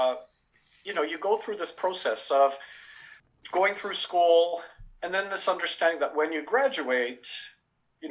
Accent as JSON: {"language": "English", "country": "Canada", "tie": "born or raised there", "also_born_or_lived": "England / Fiji (parents) / India (ancestry)", "said": "I was born in England, raised in Canada"}